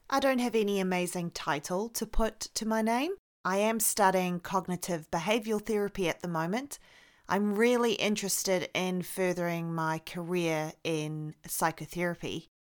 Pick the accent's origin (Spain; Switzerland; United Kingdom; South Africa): South Africa; accent: mix of New Zealand and South African; now in New Zealand; I'm currently living in New Zealand. I am originally from South Africa, hence the accent. So it is a freaky mix of New Zealand and South African, English South African at that.